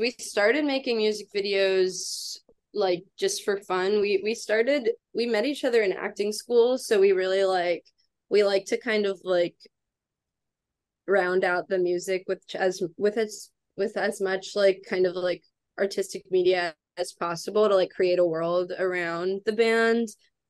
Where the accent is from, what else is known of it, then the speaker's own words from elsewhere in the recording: New Orleans, Louisiana, United States; I'm from New Orleans.